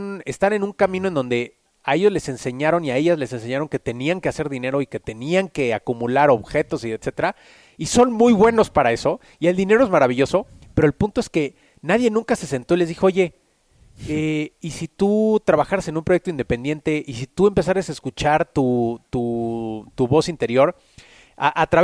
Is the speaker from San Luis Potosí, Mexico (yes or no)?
no; Mexico City, Mexico; born there; nací en la Ciudad de México, tengo 35 años, nací en 1985